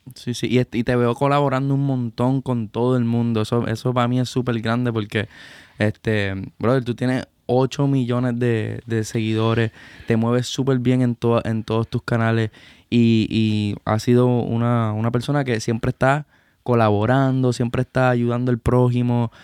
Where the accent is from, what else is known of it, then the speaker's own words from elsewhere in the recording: Puerto Rico; como puertorriqueño